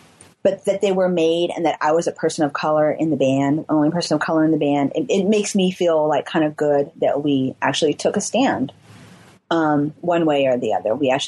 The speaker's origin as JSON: {"language": "English", "region": "California", "country": "United States", "said": "But, you know, we're from the Bay Area."}